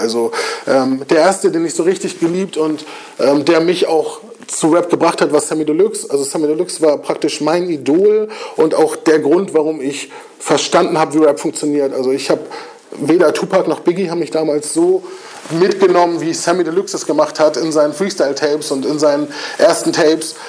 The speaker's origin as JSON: {"language": "German", "town": "Kiel", "region": "Schleswig-Holstein", "country": "Germany", "tie": "born or raised there", "said": "ich bin auch Kieler und ich kenne die Strukturen in Kiel und ich weiß, was mir als Jugendlichen gefehlt hat."}